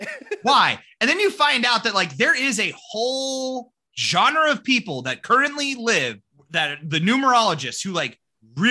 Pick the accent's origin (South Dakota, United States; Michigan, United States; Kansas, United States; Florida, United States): South Dakota, United States; growing up in South Dakota